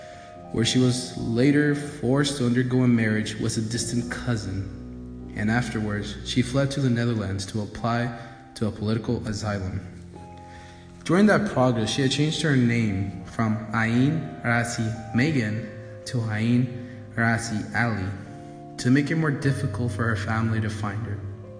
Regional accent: United States

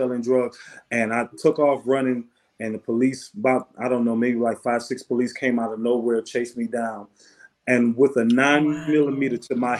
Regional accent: Benton Harbor, Michigan, United States; I'm born and raised in a city called Benton Harbor, Michigan, right outside of Chicago. So I'm a Midwest guy

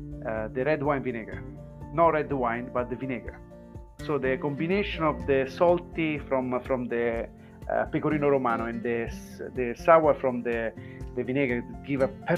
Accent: Rome, Lazio, Italy; I'm from Roma, from Lazio region.

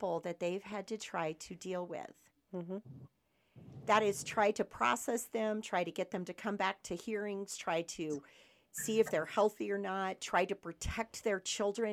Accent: Michigan, United States; now in Cochise County, United States; I was born and raised in Michigan.

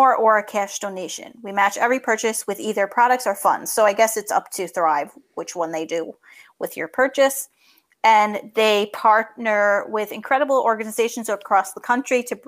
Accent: New York, United States; accent: New York; my New York accent.

